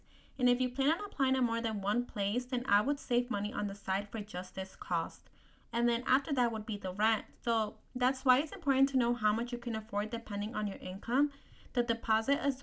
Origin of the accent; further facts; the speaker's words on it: New Jersey, United States; I'm from New Jersey